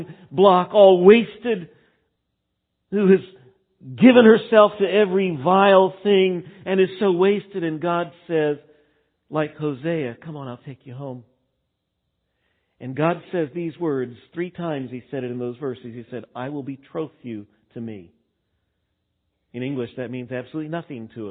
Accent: Texas, United States; moved away; I grew up in Texas and there it was Baal worship.

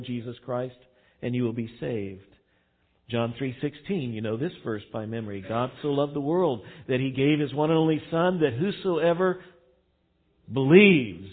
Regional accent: Texas, United States; now in Missouri, United States; I didn't grow up in Missouri. I grew up in Texas.

